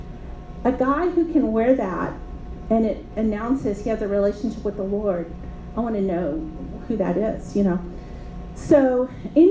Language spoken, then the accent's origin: English; South Louisiana, United States; moved away as an adult; also born or lived in Dallas; I came from South Louisiana. Like 99 3/4% of the guys I grew up with were Catholic